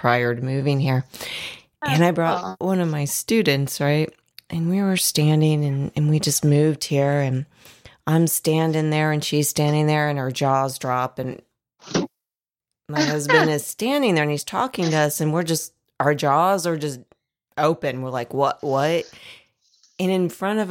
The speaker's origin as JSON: {"language": "English", "town": "Dayton", "region": "Ohio", "country": "United States", "said": "I'm from Dayton, Ohio originally"}